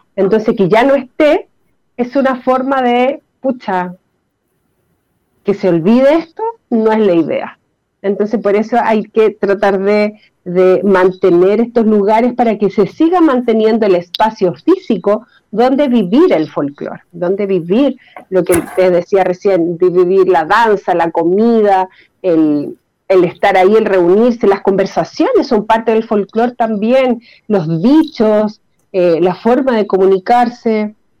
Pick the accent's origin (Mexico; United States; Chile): Chile; como chilenos